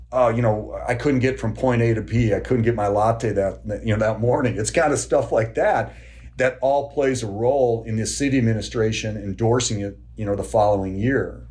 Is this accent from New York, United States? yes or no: no; Kenosha, Wisconsin, United States; I grew up in Kenosha, Wisconsin